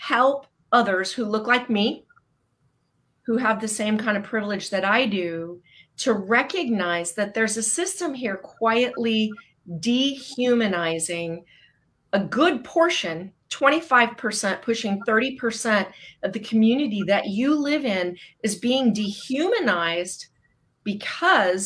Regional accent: Southern California, United States; now in Newberg, United States; I am originally from Southern California

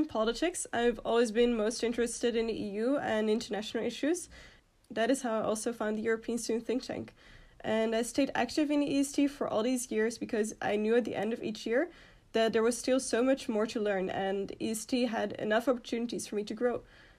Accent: Netherlands; moved away as an adult; now in Belgium; So I'm from the Netherlands

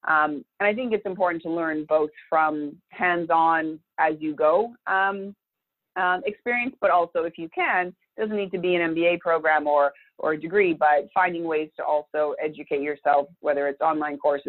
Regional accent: Thunder Bay, Ontario, Canada; moved away as an adult; also born or lived in Montreal, Canada; now in Santa Barbara, United States; as a person growing up in Thunder Bay, I was so excited to move to Montreal, the big city

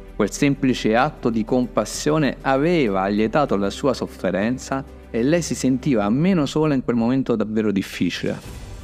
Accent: Gaeta, Lazio, Italy; ero a Gaeta, una piccola città di mare, nonché la mia città natale

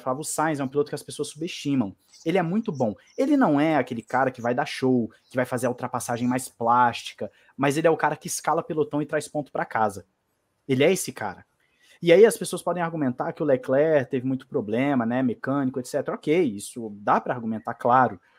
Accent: Brazil; Eu, como brasileiro

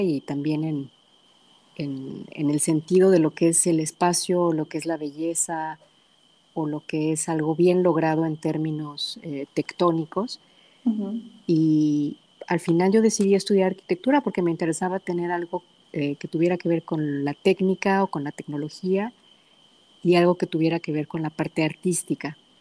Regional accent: Pachuca, Hidalgo, Mexico; also born or lived in Guadalajara, Jalisco; now in San Antonio, United States; nací en Pachuca, pero alguna parte de mi familia radica en el Valle del Mezquital

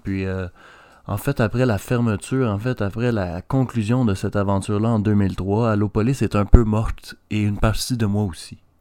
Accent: Quebec, Canada; Je suis un Québécois

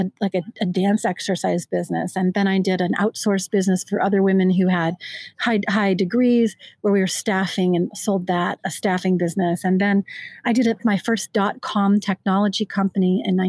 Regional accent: California, United States; I'm from California

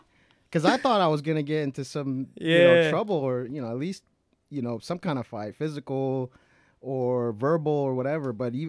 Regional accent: Glendale, California, United States; When I was young, I went to John Muir Elementary School, in Glendale.

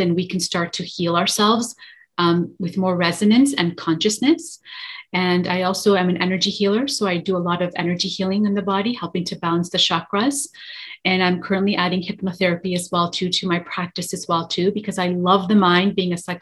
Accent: Toronto, Ontario, Canada; I am from Toronto, Canada, born and raised here in Toronto, Canada

